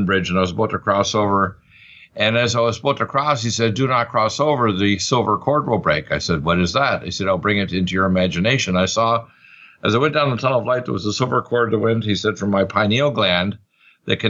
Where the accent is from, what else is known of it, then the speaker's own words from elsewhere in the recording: Truro, Nova Scotia, Canada; also born or lived in Detroit, Michigan; My father was from Canada, so I was raised in Truro.